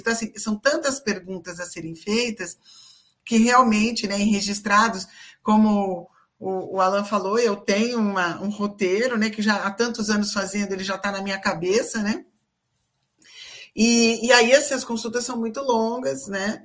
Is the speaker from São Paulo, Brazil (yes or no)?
yes; Campinas, São Paulo, Brazil; eu sou de Campinas, né? Para quem não sabe, eu sou de Campinas, eu atendo aqui presencialmente.